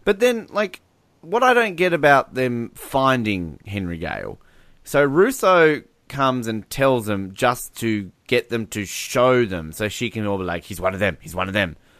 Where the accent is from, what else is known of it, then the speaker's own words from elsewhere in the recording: Australia; if we're overseas, I'm Australian